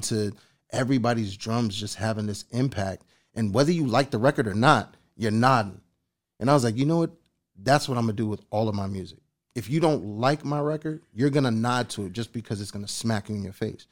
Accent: East Coast, United States; I'm from the East Coast

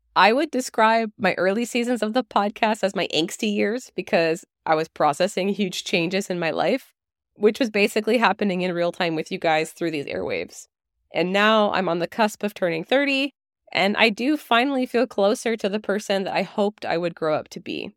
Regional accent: Canada; I'm a Canadian dietitian

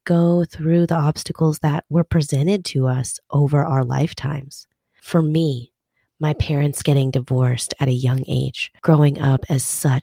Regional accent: Minnesota, United States; growing up in Minnesota

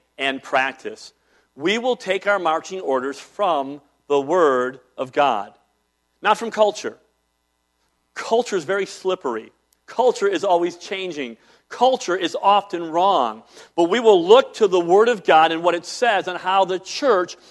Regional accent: Cleveland, Ohio, United States; When I was a small child, growing up in Cleveland, downtown area

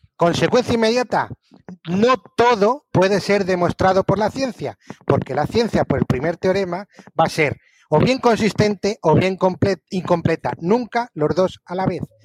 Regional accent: Albacete, Castilla-La Mancha, Spain; now in France; nací en Albacete hace 50 años. Eh, soy director, estoy en Francia

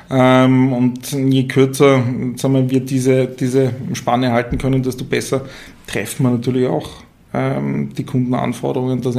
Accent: Tyrol, Austria; accent: Tyrolean; ich komme ursprünglich, wie man vielleicht an meinem Dialekt hört, äh, aus Tirol.

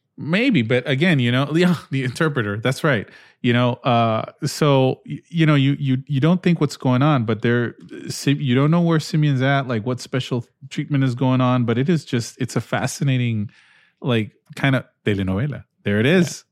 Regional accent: Peru; moved away; I grew up in Peru

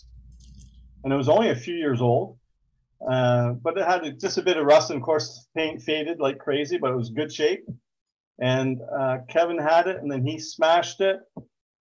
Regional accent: just outside Montreal, Quebec, Canada; where I grew up just outside Montreal

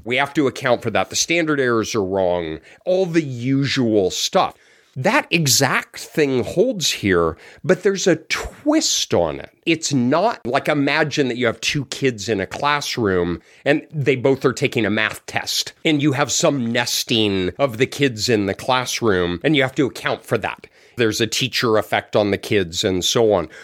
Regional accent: Colorado, United States; moved away; I'm from Colorado. It's a square state

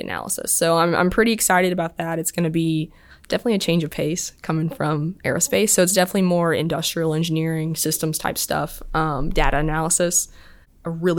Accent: Lynchburg, Tennessee, United States; moved away as an adult; also born or lived in Auburn, Alabama; I'm from Lynchburg, Tennessee

